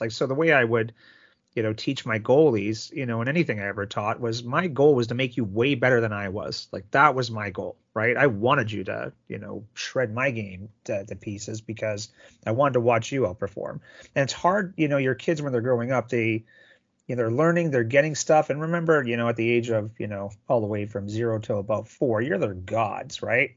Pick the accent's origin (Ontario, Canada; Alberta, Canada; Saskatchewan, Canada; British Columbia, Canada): Ontario, Canada; Sault Ste. Marie; I'm from Sault Ste. Marie, Ontario, home of the good old Greyhounds